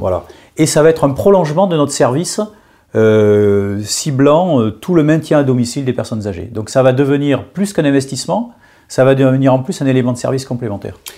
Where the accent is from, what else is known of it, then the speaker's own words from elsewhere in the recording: Bordeaux, Nouvelle-Aquitaine, France; moved away as an adult; now in Paris, France; j'ai quitté ma province, j'ai quitté, mon beau Bordeaux pour aller à Paris